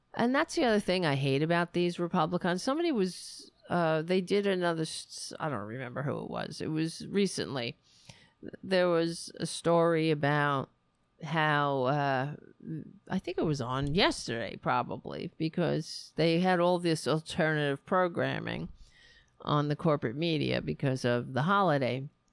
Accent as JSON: {"language": "English", "country": "United States", "said": "I'm an American"}